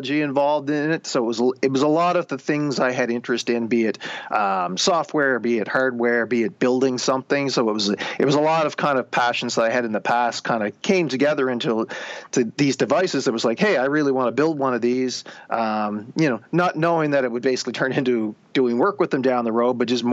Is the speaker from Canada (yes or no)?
yes; rural Nova Scotia, Canada; also born or lived in Alberta; now in Halifax, Canada; I had grown up in rural Nova Scotia